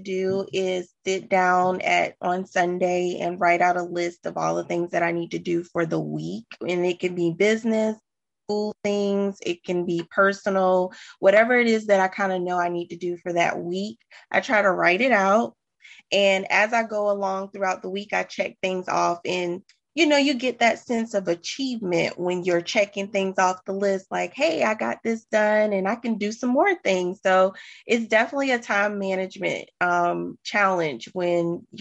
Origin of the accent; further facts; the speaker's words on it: Sumter, South Carolina, United States; moved away as an adult; now in Charlotte, United States; I'm a transplant, actually. I am from Sumter, South Carolina, and I decided to move to Charlotte